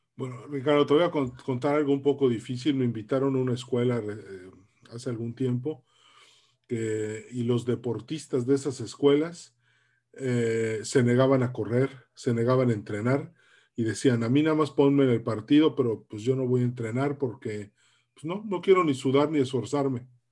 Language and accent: Spanish; Mexico; tanto tú como yo somos de la generación X, somos los mexicanos que nacimos entre 1960 y 1982